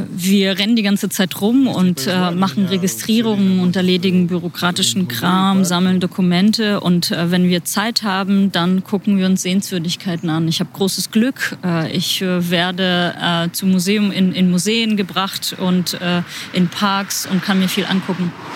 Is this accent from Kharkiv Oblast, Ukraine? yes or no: no; Kyiv, Ukraine; German is a second language; moved away as an adult; now in Berlin, Germany; ich komme aus Kiew